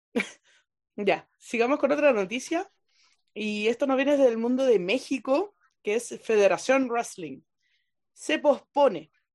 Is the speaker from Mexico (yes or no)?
no; Chile